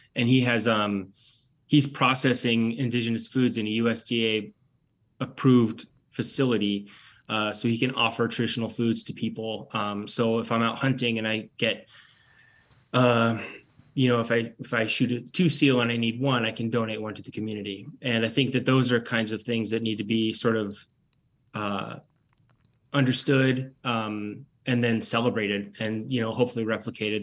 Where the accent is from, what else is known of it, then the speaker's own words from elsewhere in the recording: Petersburg, Alaska, United States; moved away as an adult; also born or lived in Nome, Alaska / New Orleans / Durham, North Carolina / Anchorage, Alaska; now in North Carolina, United States; I was born and raised in Petersburg. Well, I was born in Petersburg, and I lived in Nome for a year in the second grade